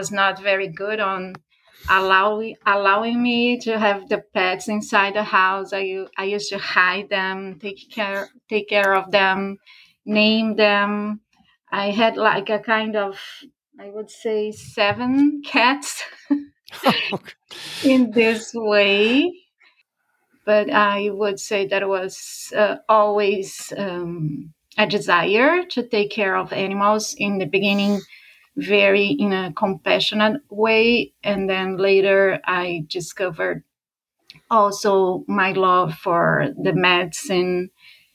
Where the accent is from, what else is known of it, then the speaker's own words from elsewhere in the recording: São Paulo, Brazil; moved away; I grew up back in Brazil, in Sao Paulo, a big city